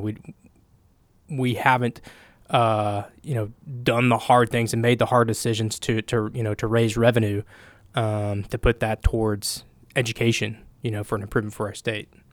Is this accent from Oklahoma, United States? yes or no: yes; Oklahoma, United States; I grew up here. I'm from Oklahoma